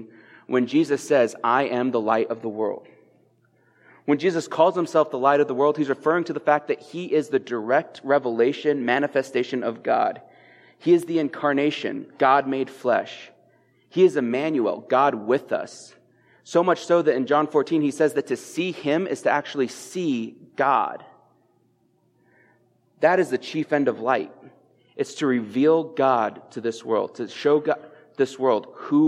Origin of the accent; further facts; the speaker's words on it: Eastern Plains, Colorado, United States; I'm coming up from the Eastern Plains, my hometown